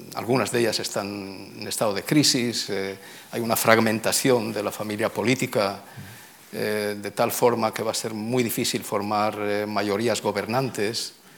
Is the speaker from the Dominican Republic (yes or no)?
no; Tangier, Tanger-Tetouan-Al Hoceima, Morocco; also born or lived in Oxford; now in Israel; yo nací, nací en Tánger